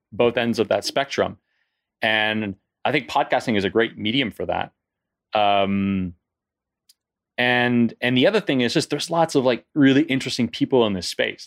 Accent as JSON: {"language": "English", "country": "Canada", "moved": "as an adult", "lives_now": "France", "said": "I'm originally from Canada, and I moved to France in my early twenties."}